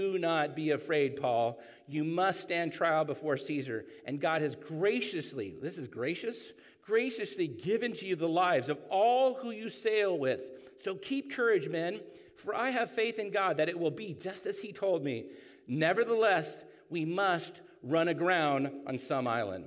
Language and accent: English; San Clemente, California, United States; I grew up in San Clemente